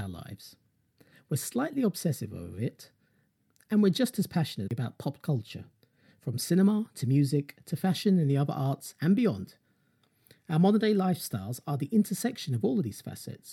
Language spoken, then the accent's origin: English; London, United Kingdom; I'm from London in the UK, that's where I'm based